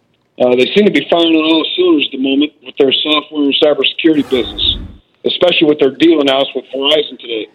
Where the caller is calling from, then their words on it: Fort Knox, Kentucky, United States; I'm calling from Fort Knox, Kentucky.